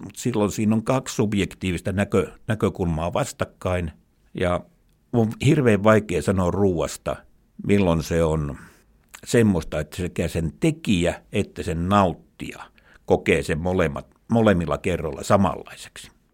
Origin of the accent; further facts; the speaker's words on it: Imatra, South Karelia, Finland; moved away as an adult; Mä olen eteläkarjalainen, asunut Imatralla lapsuuteni ja niin kuin nytkin, eli paluumuuttaja.